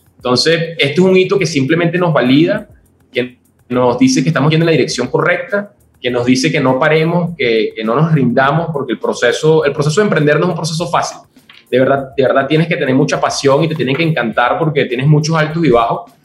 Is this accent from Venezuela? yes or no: yes; Venezuela; moved away as an adult; also born or lived in Colombia; now in Mexico; Yo soy venezolano y he estado viviendo por todo el mundo en los últimos 10 años